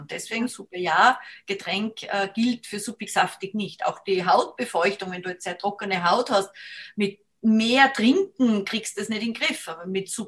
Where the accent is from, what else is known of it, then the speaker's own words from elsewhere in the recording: Salzburg, Austria; wenn wir am Berg gegangen sind, bin aus Salzburg, da sind die, sind wir viel gegangen